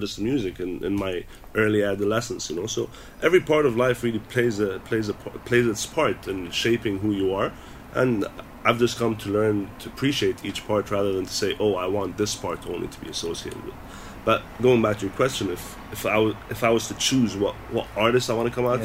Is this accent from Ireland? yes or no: no; Dubai, United Arab Emirates; also born or lived in United Kingdom; I'm a kid from Dubai doing music in Dubai